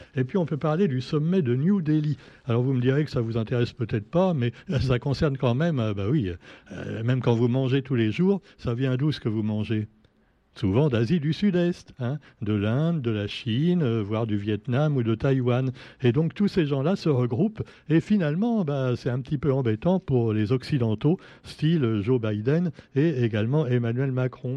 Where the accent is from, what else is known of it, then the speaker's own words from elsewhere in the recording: Réunion; chez nous à La Réunion